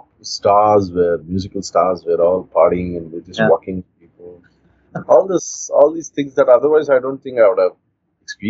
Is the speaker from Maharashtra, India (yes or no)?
no; Mysore, Karnataka, India; Born and raised in Mysore